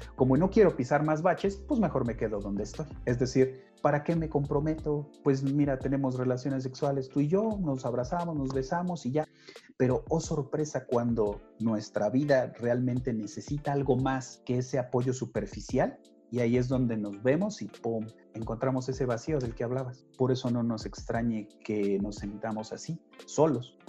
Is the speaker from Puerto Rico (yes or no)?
no; Tulancingo, Hidalgo, Mexico; yo que nací en Tulancingo